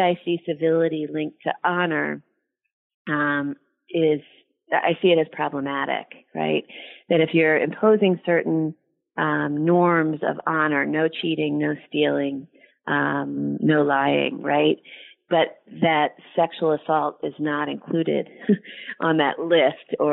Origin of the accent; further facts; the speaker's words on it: Philadelphia, Pennsylvania, United States; moved away as an adult; also born or lived in Virginia; I actually have now lived half of my life in the South, even though I'm from Philadelphia